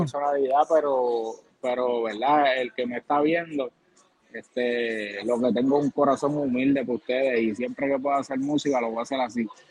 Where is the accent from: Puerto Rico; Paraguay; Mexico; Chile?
Puerto Rico; Villalba; yo soy natural de Villalba, Villalba, Puerto Rico